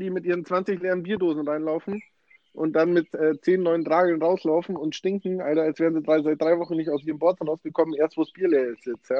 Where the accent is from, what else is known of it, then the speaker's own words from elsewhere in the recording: Germany; bei uns in Deutschland